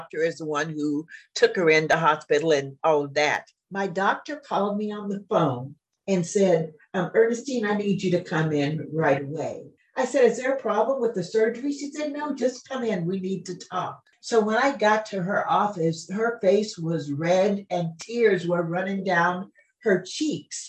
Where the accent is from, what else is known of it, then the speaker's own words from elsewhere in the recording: Junction City, Kansas, United States; moved away as an adult; also born or lived in Chicago, Illinois / Missouri; now in Jacksonville, United States; I'm a small town girl, and I was raised in Junction City, Kansas, which is an army town